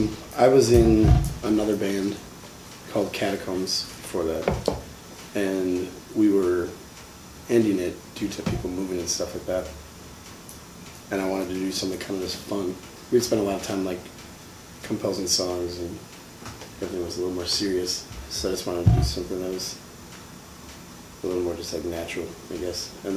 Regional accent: Appleton, Wisconsin, United States; moved away as an adult; now in Milwaukee, United States; I grew up in Appleton, Wisconsin.

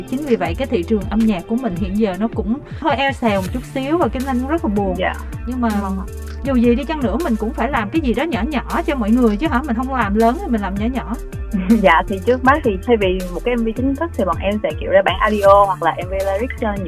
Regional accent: Vinh Long, Vietnam; now in Ho Chi Minh City, Vietnam; dạ nhà em ở vĩnh long ạ à ở thành phố Vĩnh Long

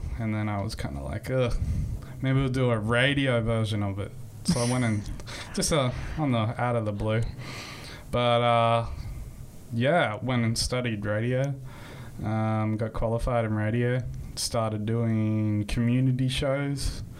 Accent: Sunshine Coast, Queensland, Australia; born or raised there; also born or lived in Toowoomba, Queensland

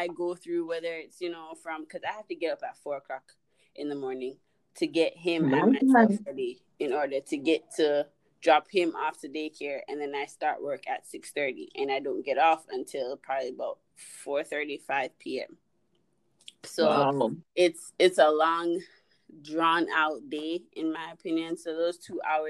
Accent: Jamaica; I'm Jamaican

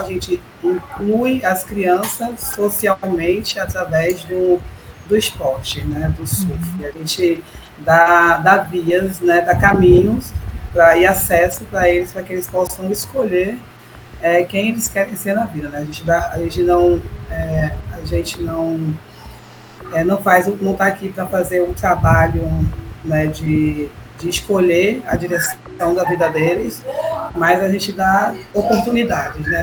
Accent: Ipojuca, Pernambuco, Brazil; Eu cheguei com sete anos de idade, eu cheguei aqui

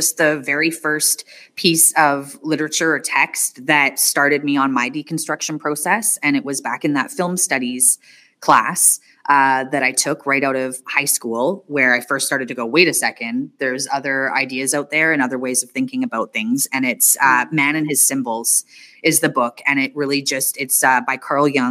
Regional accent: Northern Canada, Canada; coming from Northern Canada

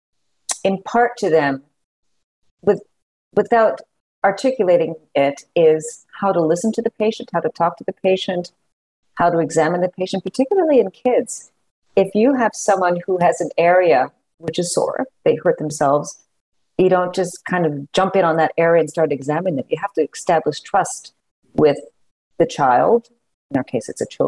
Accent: Montreal, Quebec, Canada; moved away as an adult; also born or lived in Toronto; now in Kansas City, United States; I am Canadian. I also have a U.S. citizenship. So I went to McGill University in Montreal, which is still top schools in Canada

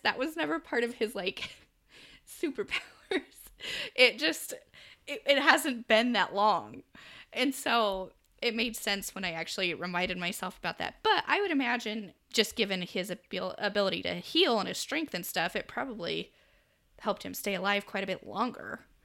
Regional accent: United States; accent: American; my American accent

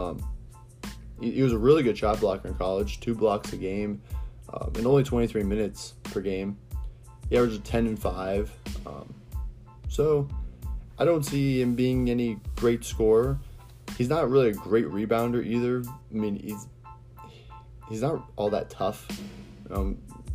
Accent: Ohio, United States; I'm from Ohio

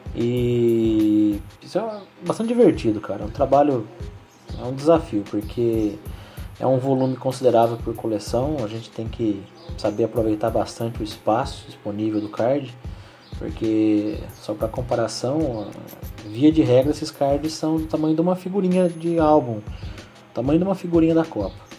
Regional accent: Mogi Guaçu, São Paulo, Brazil; Eu sou natural de Mogi Guaçu

